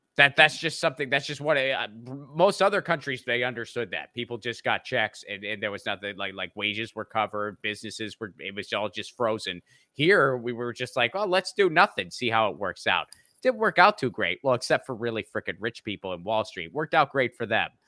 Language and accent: English; Western Pennsylvania, United States; I'm from the Rust Belt. I grew up in Western Pennsylvania